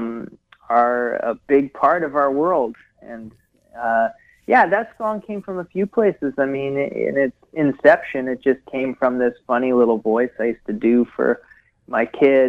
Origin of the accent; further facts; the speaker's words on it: Hamilton, Ontario, Canada; moved away as an adult; also born or lived in Wisconsin / Seattle / Victoria / Vancouver; now in Ottawa, Canada; my home where I grew up in Hamilton